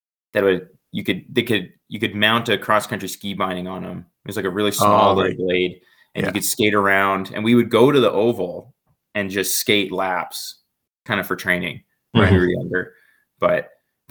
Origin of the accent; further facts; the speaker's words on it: Calgary, Alberta, Canada; growing up in Calgary, I happen to live close to the mountains